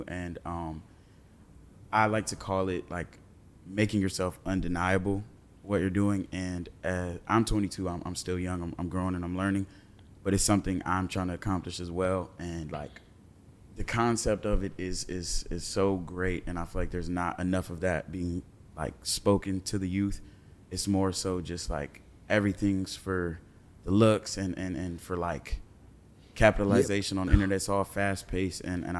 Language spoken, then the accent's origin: English; California, United States; I'm from California.